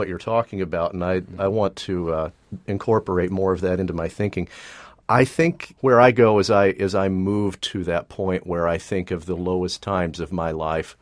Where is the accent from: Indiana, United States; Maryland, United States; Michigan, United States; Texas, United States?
Texas, United States; moved away as an adult; now in New York area, United States; I grew up in Texas in the evangelical tradition